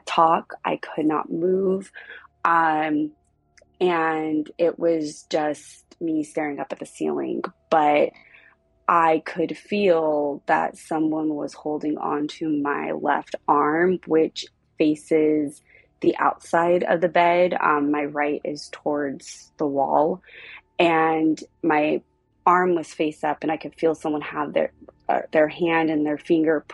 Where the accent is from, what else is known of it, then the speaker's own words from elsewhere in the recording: Southern California, United States; also born or lived in South Pasadena, California; I am from Southern California.